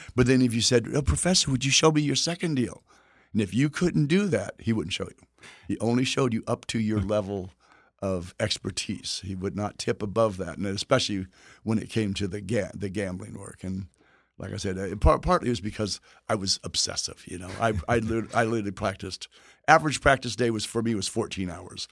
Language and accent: English; Texas, United States; where I'm from Texas